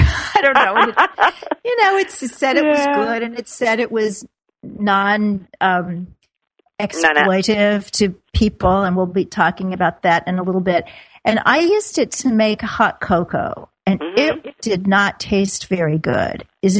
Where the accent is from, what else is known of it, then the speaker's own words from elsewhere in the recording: Midwest, United States; I grew up in the Midwest in about the same era as Linda Long in her truck stop in Pennsylvania.